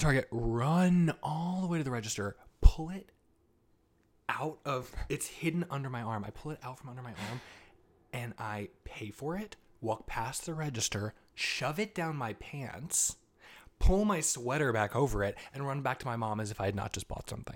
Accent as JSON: {"language": "English", "region": "Southern Vermont", "country": "United States", "moved": "yes", "lives_now": "New York City, United States", "said": "I'm from Southern Vermont."}